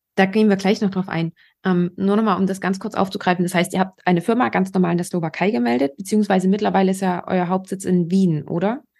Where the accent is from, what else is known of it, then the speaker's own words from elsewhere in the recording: Germany; bei uns in Deutschland